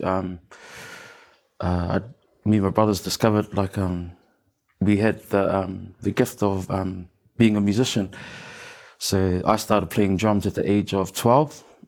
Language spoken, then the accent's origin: English; Auckland, New Zealand; the one and only um, best place in Auckland, uh, Mount Albert. Born and raised, and I'm still there.